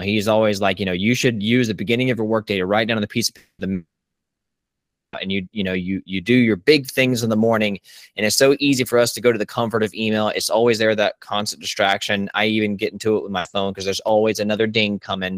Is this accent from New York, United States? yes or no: no; Richmond Hill, Georgia, United States; Richmond Hill, Georgia, um, my hometown